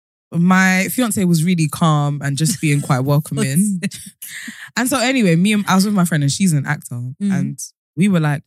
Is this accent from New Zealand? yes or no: no; London, United Kingdom; is in London, in my hometown